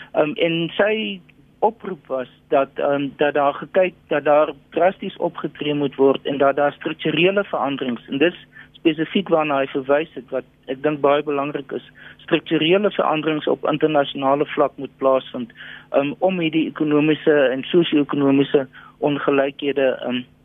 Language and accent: Afrikaans; South Africa; ons as Suid-Afrikaners